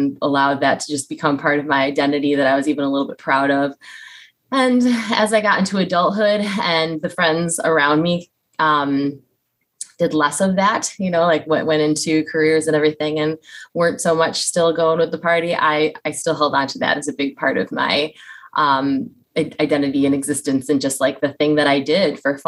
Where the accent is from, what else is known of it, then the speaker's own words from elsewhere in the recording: Western New York, United States; now in Tampa, United States; I live in Tampa, Florida. I'm actually from Western New York, so came down here to escape the cold weather